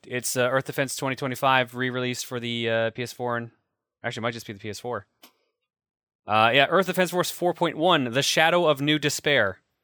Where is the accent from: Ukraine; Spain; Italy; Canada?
Canada; we were both Canadian